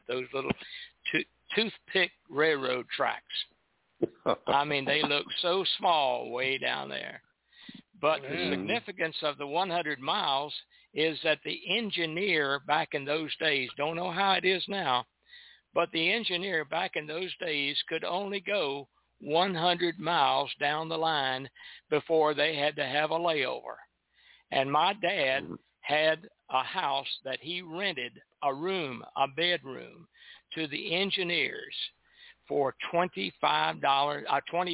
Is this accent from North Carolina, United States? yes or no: yes; Goldsboro, North Carolina, United States; Goldsboro, North Carolina, my hometown.